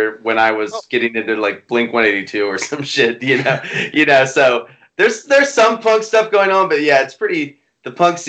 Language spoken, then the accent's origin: English; West Virginia, United States; We're from West Virginia